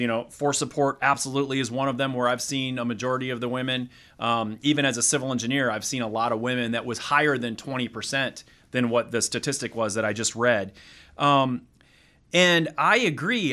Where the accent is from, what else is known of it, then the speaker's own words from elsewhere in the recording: Wisconsin, United States; moved away as an adult; a kid from Wisconsin